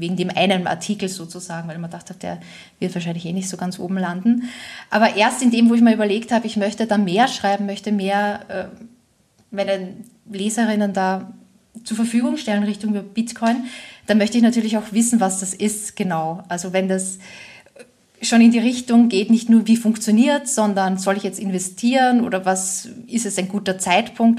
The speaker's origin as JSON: {"language": "German", "country": "Austria", "moved": "as an adult", "lives_now": "Germany", "said": "ich komme aus Österreich ursprünglich, äh, wohne aber jetzt schon seit über 15 Jahren in Deutschland"}